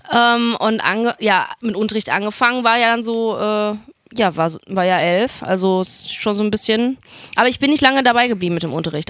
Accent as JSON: {"language": "German", "town": "Oberhausen", "region": "North Rhine-Westphalia", "country": "Germany", "tie": "born or raised there", "said": "bin in Oberhausen aufgewachsen, im Herzen des Ruhrgebiets."}